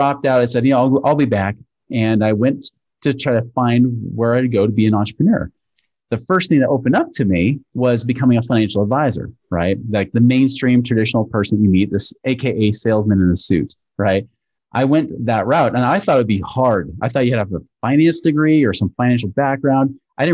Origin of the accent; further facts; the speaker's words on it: Portland, Oregon, United States; moved away as an adult; now in Utah, United States; I'm originally from Portland, Oregon area, but I moved out to Utah about 22 years ago to finish up my schooling